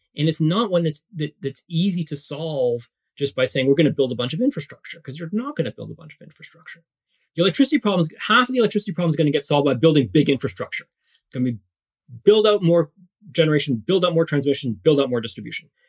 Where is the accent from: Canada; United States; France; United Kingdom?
Canada; also born or lived in Morocco; we then immigrated to Canada uh, when I was very young, three and a half. So I grew up in Canada for the most part